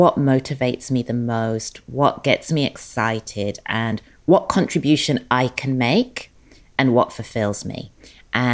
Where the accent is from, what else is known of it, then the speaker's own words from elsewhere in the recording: England, United Kingdom; moved away as an adult; also born or lived in London; now in Los Angeles, United States; born and raised in England, educated in England, started my career in London